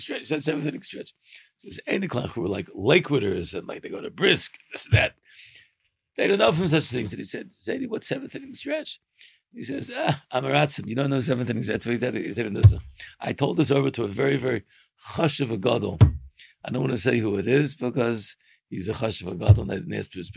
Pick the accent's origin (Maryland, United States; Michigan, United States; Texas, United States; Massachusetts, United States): Maryland, United States; Baltimore; moved away; also born or lived in Israel; I have a friend of mine who we grew up together in Baltimore